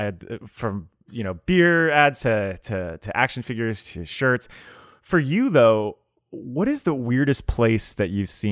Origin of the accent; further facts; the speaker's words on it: Miami, Florida, United States; I come from Miami, so I'm from South Florida, so I was just surrounded by craziness my whole life